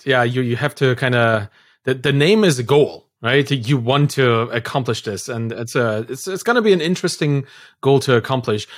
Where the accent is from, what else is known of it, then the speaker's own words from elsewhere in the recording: Dresden, Saxony, Germany; moved away; I come from Dresden in, in Germany. That's my birth town. That's where I'm from.